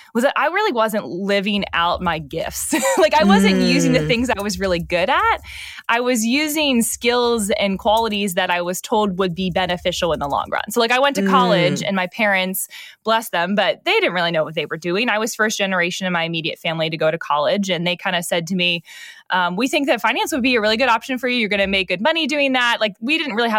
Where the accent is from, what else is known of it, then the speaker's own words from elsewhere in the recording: Northeast, United States; I grew up in the Northeast, which is very different than the South.